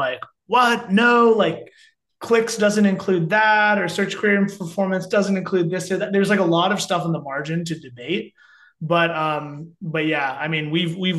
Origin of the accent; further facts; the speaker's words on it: Cupertino, California, United States; also born or lived in upstate New York; I grew up in Cupertino in Northern California, south of San Francisco, kind of like heart of Silicon Valley